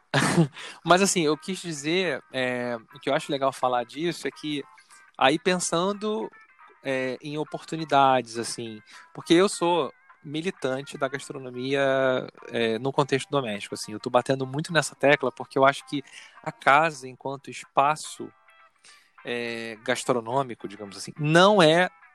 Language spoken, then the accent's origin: Portuguese; Rio de Janeiro, Brazil; now in Niterói, Brazil; Eu nasci no Rio, eu fui criado no Rio, então meu referencial é o Rio